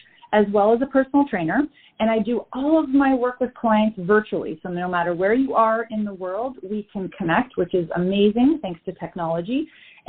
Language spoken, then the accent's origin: English; Canada; We're both from Canada, different parts of Canada